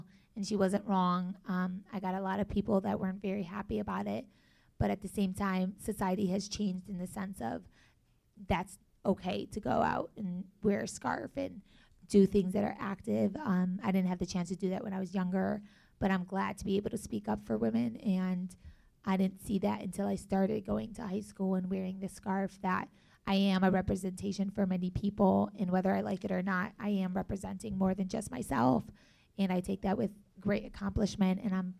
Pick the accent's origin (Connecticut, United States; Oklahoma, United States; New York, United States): New York, United States; Buffalo; also born or lived in North Carolina, United States / Palestine; now in Chicago, United States; Growing up, I was born here. I was born in Buffalo, New York. I kind of lived a little bit of everywhere. I went anywhere from North Carolina. I've lived back home in Palestine. I lived there for about 3 years.